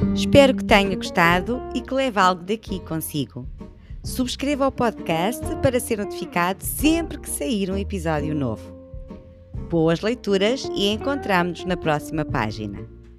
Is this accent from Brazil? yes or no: no; Portugal; somos muito portugueses